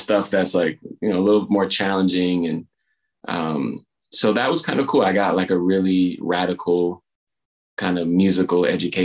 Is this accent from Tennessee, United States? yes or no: no; Minneapolis, Minnesota, United States; moved away; also born or lived in New York; Born and raised in Minneapolis, Minnesota